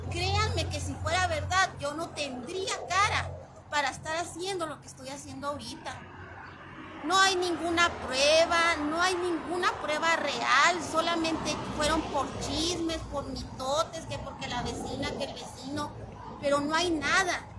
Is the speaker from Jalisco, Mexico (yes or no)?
no; Zacatecas, Mexico; also born or lived in Altar; now in Hermosillo, Mexico; somos originarios de Zacatecas